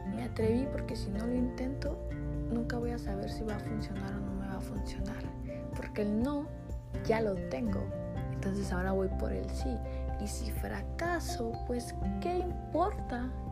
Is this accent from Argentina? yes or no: no; Sonora, Mexico; accent: norteño; also born or lived in Puebla; soy de una ciudad muy pequeña que está en el estado de Sonora. Así que si me estás escuchando y no eres del norte, eres del centro, del sur del país, y escuchas mi acento norteño, es que estás en todo lo correcto porque soy norteña